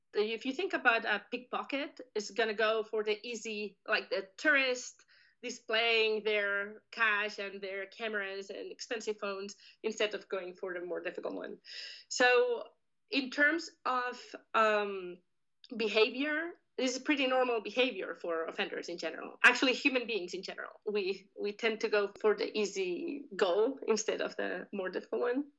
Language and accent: English; Spain; moved away as an adult; also born or lived in New Jersey, United States; now in California, United States; I'm originally from Spain